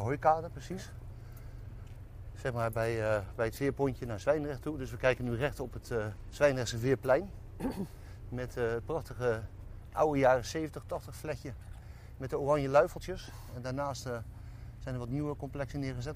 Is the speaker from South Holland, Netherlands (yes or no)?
yes; Dordrecht, South Holland, Netherlands; waar kom jij vandaan? En dan zei ik altijd, ja, Dordrecht